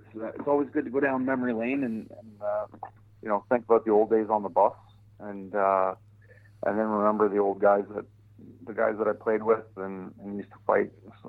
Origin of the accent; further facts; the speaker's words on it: Hamilton, Ontario, Canada; also born or lived in Ottawa; I was born in Ottawa, but then my parents moved to Hamilton, Ontario, which is a steel town. It's kind of like your Pittsburgh. So it's a steel town of Canada. And consequently a pretty tough town, like real blue collar town.